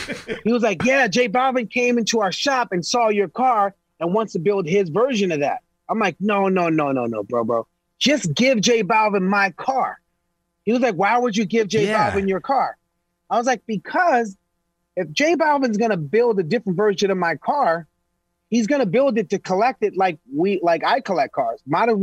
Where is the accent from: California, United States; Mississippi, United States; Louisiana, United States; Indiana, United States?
California, United States; Los Angeles; I'm from East L.A., bro. I was one of the only black families in an all-Mexican neighborhood.